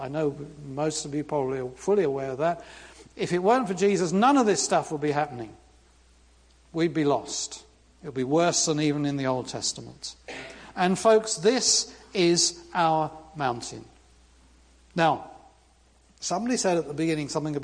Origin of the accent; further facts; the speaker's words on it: London, United Kingdom; now in United States; I grew up in London